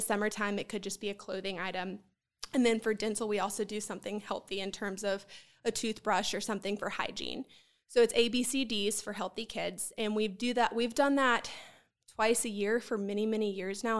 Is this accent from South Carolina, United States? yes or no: yes; Columbia, South Carolina, United States; I am also born and raised in Columbia